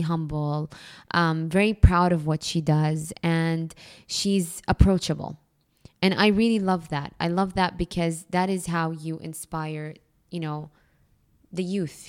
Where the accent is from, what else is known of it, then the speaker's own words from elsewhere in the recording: Jeddah, Makkah Province, Saudi Arabia; now in Dubai, United Arab Emirates; I grew up in Jeddah